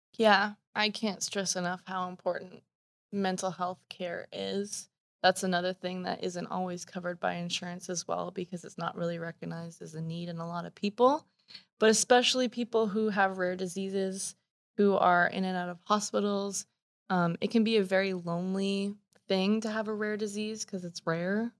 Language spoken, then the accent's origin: English; Canada; moved away as an adult; also born or lived in Washington State; now in Washington, United States; born and raised in Canada. uh, just moved to Washington State